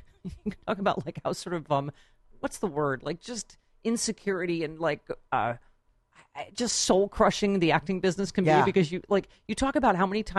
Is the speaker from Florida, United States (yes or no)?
no; Buffalo, New York, United States; also born or lived in Washington; up in Buffalo, New York.